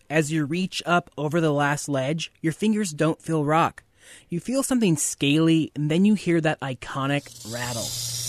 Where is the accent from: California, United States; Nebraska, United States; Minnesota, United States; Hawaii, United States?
California, United States; Central Valley; growing up in the Central Valley